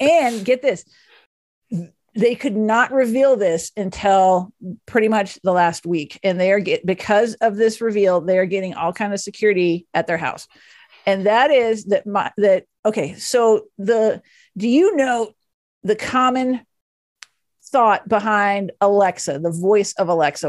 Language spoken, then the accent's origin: English; Dallas, Texas, United States; moved away; I grew up in Dallas and the family is still there